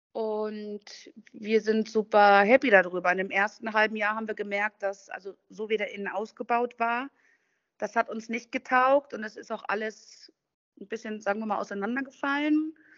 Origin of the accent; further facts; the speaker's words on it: Duisburg, North Rhine-Westphalia, Germany; moved away as an adult; also born or lived in Thuringia / Düsseldorf / Andalusia; now in Spain; In, in Duisburg bin ich in meiner Schulzeit, also als Kind, als Teenager groß geworden